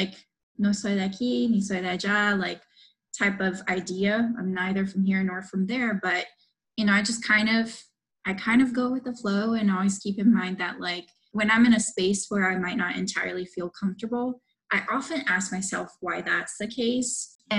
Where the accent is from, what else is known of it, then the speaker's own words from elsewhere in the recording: Miami, Florida, United States; I grew up in Miami, right?